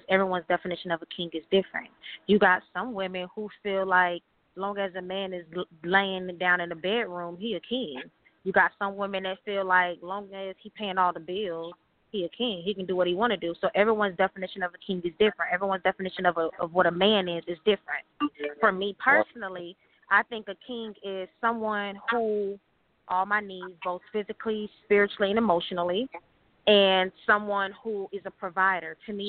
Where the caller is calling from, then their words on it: Atlanta, Georgia, United States; I'm calling from Atlanta.